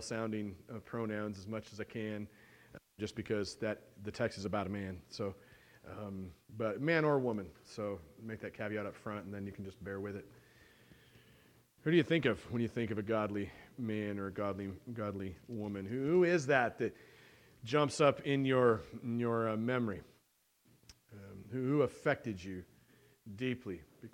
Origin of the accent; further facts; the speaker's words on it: United States; I'm American and I live in America and I've never been overseas yet